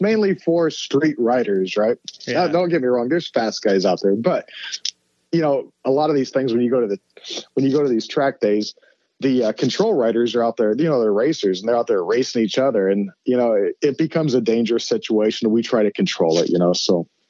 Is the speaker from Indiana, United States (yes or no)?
yes; Fort Wayne, Indiana, United States; moved away as an adult; also born or lived in Oakland, California; we grew up in Fort Wayne, Indiana, in the Midwest